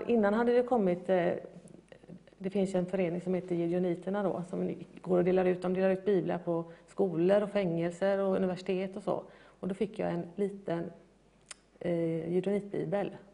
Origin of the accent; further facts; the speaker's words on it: Gothenburg, Västra Götaland, Sweden; jag får nog kalla mig för urgöteborgare